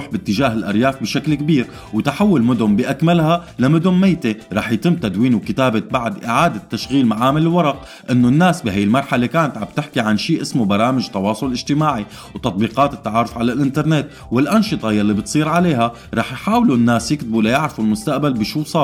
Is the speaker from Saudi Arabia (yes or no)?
no; Syria